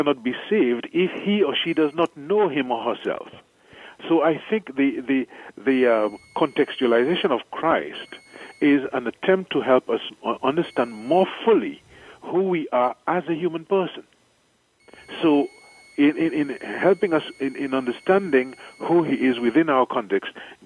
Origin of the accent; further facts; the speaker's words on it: St. Lucia; moved away as an adult; also born or lived in Trinidad / Chicago / Rome; now in Dominica; I am from the island of St. Lucia, I was born in St. Lucia